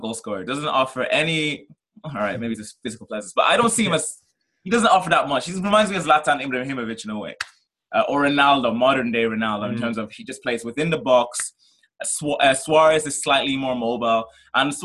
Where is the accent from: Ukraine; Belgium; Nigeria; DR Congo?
Nigeria; moved away; I'm originally from Nigeria